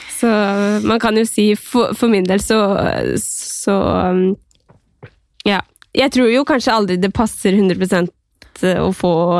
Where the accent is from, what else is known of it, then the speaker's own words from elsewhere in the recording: Skien, Vestfold og Telemark, Norway; moved away; hjemme i Skien